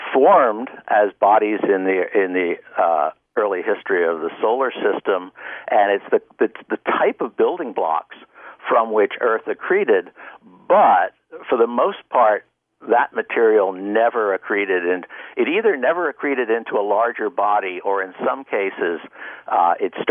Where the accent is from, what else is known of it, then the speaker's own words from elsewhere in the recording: Pennsylvania Dutch country, United States; moved away; I grew up in the Pennsylvania Dutch country in a very rural setting